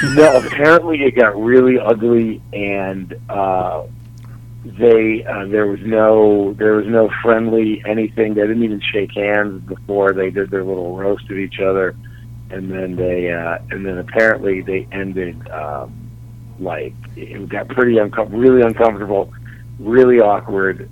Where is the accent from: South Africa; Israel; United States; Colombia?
United States; Dallas, Texas; moved away; born and raised in Dallas